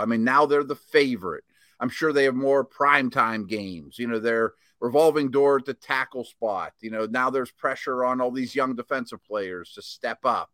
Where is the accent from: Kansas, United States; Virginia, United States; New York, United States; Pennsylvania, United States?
Pennsylvania, United States; Pittsburgh; growing up in Pittsburgh